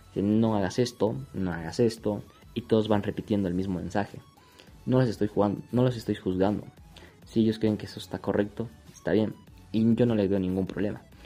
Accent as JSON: {"language": "Spanish", "country": "Bolivia", "said": "Solamente soy un chico boliviano"}